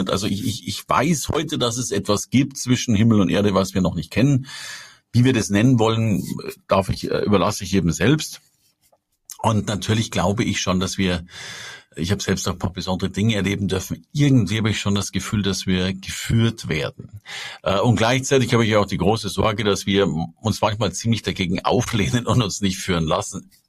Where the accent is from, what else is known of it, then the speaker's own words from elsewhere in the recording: Bavaria, Germany; Also ich komme aus Bayern und in Bayern darfst du mit 14 Jahren aus der Kirche austreten